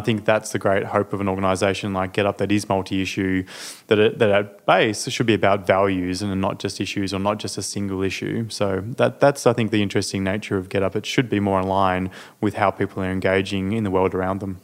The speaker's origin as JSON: {"language": "English", "region": "Tasmania", "country": "Australia", "tie": "born or raised there", "said": "growing up in Tasmania. Um, I lived in the island state of Tasmania in a regional area"}